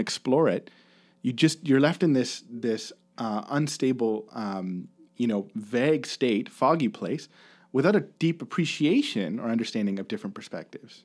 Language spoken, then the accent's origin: English; Kincardine, Ontario, Canada; also born or lived in Bruce County; I grew up in Kincardine, right, which is about almost two hours from, from Kitchener.